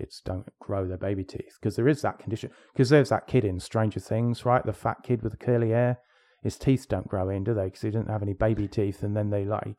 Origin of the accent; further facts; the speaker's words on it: England, United Kingdom; I grew up in England.